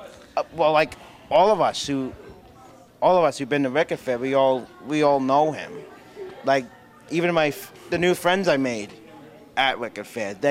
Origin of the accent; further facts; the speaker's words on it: Long Island, New York, United States; I'm from Long Island